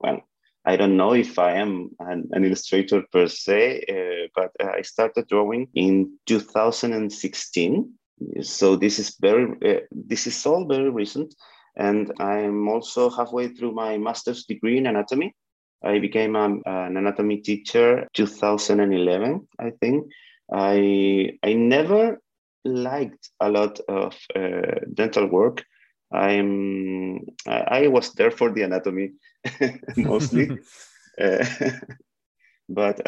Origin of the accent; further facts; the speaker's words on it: Chile; I'm from Chile.